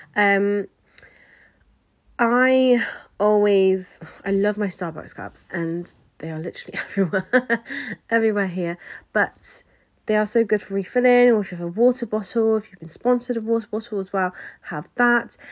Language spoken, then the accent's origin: English; England, United Kingdom; I always say England, um, just 'cause I am from England.